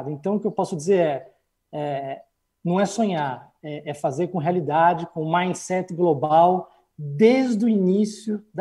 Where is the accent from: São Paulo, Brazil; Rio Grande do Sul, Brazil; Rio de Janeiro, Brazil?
São Paulo, Brazil; moved away as an adult; now in Lisbon, Portugal; eu sou de São Paulo, e, e embarquei aqui para Portugal em janeiro de 2016